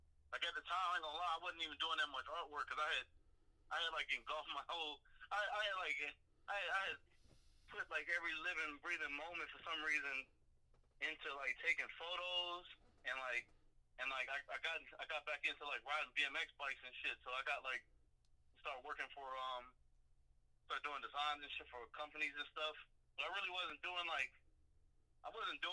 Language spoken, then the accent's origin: English; Atlanta, Georgia, United States; I'm from East Atlanta